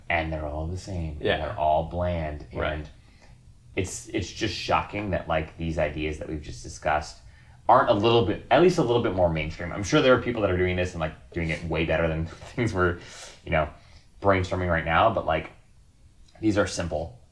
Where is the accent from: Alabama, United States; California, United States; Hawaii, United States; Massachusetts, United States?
Hawaii, United States; the place I was born and raised in Hawaii